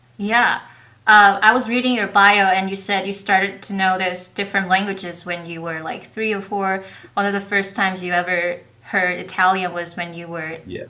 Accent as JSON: {"language": "English", "region": "southern China", "country": "China", "said": "I'm from the South, so yeah. I don't have a perfect standard Mandarin."}